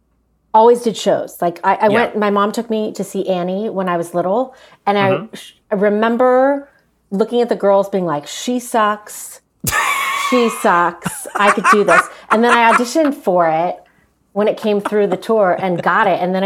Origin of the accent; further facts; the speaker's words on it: California, United States; also born or lived in New York / London; I'm from California.